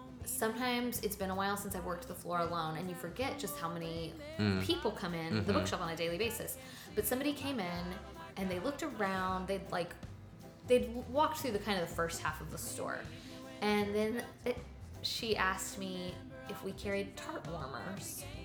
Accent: United Kingdom; Like I'm British and I drink tea and I need something to set.

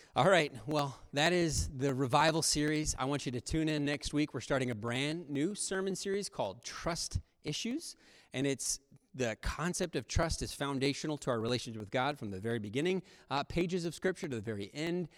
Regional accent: United States; modern American Christians

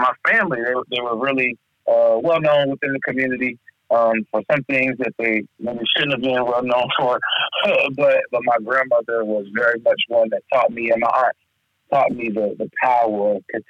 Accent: Atlanta, Georgia, United States; moved away as an adult; now in Charlottesville, United States; I was born there. My parents in South Carolina. I grew up in Atlanta

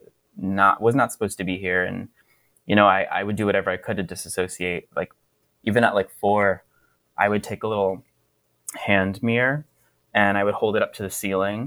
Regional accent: Florida, United States; moved away; Growing up in Florida, also, I didn't have a queer community.

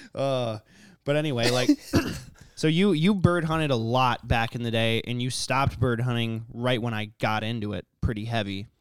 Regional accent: Corcoran, Minnesota, United States; when we grew up in Corcoran, Like, I always shot ducks after school.

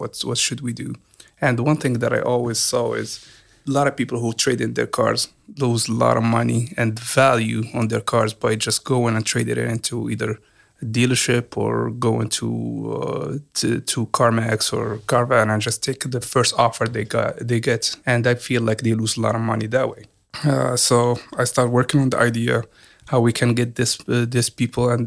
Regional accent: Morocco; moved away as an adult; now in Hampton Roads, United States; I came from Morocco, so I was there for 18 years

